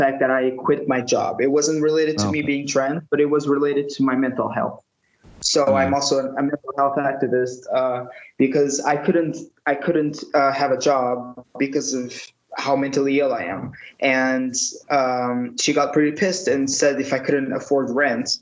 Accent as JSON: {"language": "English", "region": "Lisbon", "country": "Portugal", "said": "I'm from Portugal, as I already said, from Lisbon, the capital"}